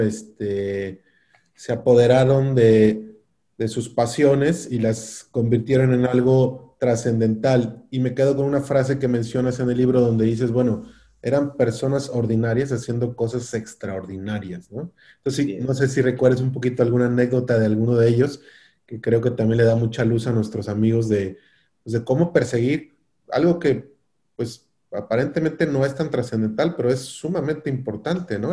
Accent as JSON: {"language": "Spanish", "country": "Mexico"}